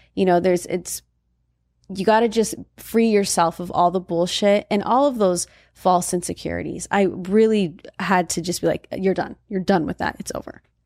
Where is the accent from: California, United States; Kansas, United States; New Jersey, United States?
California, United States; Valencia; moved away as an adult; I grew up in Valencia, and Valencia is primarily Caucasian